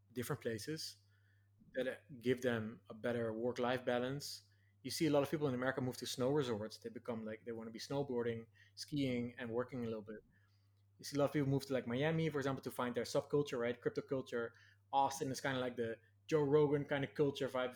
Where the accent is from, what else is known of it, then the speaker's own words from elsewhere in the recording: Nijmegen, Gelderland, Netherlands; moved away; this annual festival in my hometown. There's this four days march, the Vierdaagse